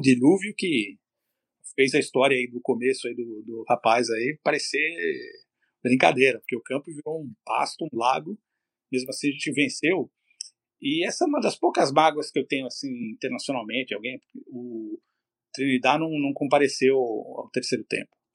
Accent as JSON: {"language": "Portuguese", "country": "Brazil", "moved": "as an adult", "lives_now": "Canada"}